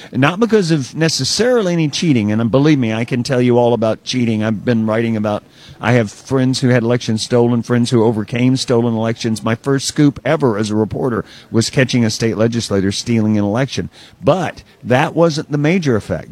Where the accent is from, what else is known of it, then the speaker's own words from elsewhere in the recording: Alabama, United States; moved away; my hometown back in Alabama